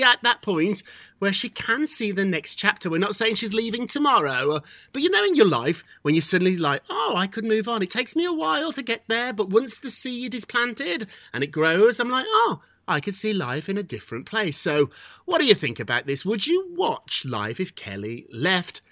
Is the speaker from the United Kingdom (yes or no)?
yes; United Kingdom; As a Brit